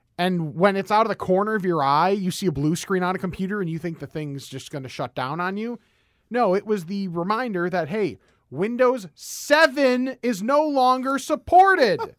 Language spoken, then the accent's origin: English; West Chicago, Illinois, United States; I grew up in West Chicago